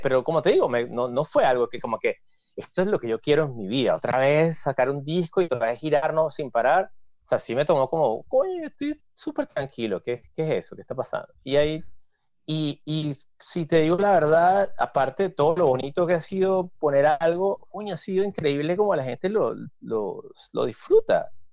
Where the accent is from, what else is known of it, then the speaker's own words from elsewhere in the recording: Venezuela; now in New York, United States; todos los venecos así somos